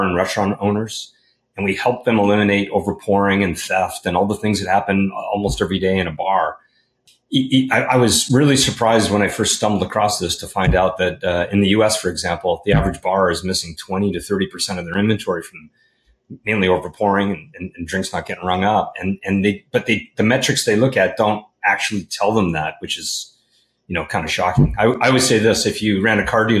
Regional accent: Vancouver, British Columbia, Canada; moved away as an adult; now in California, United States; I grew up in Vancouver, British Columbia

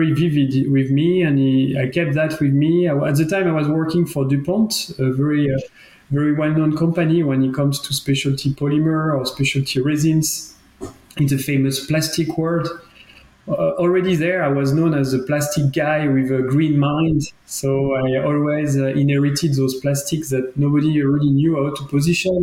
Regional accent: France; accent: French; English is a second language; moved away as an adult; now in Geneva, Switzerland; as you can understand from my accent, I'm from France. I've been always studying and being basically educated in France

